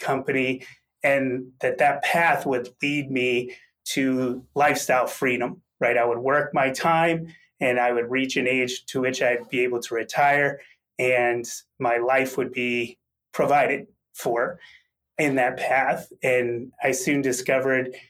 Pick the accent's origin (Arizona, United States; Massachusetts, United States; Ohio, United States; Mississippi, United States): Massachusetts, United States; I grew up in a very blue-collar manufacturing town in Massachusetts